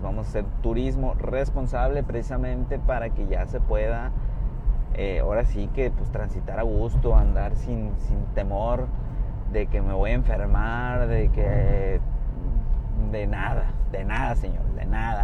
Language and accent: Spanish; Puerto Vallarta, Jalisco, Mexico; now in Bahía de Banderas, Mexico; soy eh, oriundo de Puerto Vallarta, Jalisco